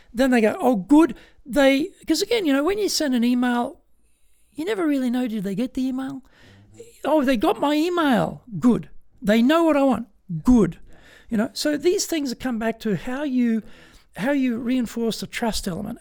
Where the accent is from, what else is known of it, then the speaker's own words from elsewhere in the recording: Australia; moved away as an adult; now in Tokyo, Japan; as I was growing up in Australia